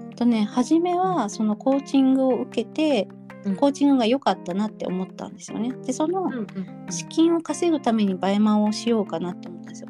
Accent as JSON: {"language": "Japanese", "region": "Kyushu", "country": "Japan", "tie": "born or raised there", "said": "自分の実家の九州"}